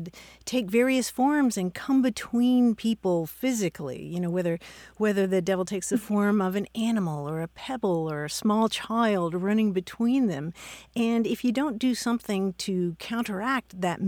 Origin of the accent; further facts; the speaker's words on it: Kentucky, United States; I'm from Kentucky myself